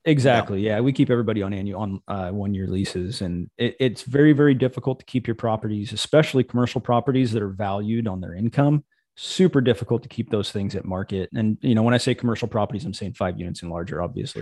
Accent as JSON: {"language": "English", "region": "Missouri", "country": "United States", "tie": "born or raised there", "moved": "yes", "said": "I grew up in Missouri"}